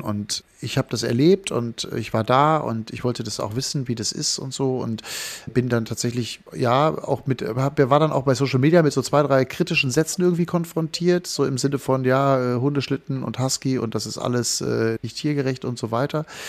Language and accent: German; North Rhine-Westphalia, Germany; moved away; also born or lived in Berlin / Wangerooge; in meine Heimat fliegen, also nach Nordrhein-Westfalen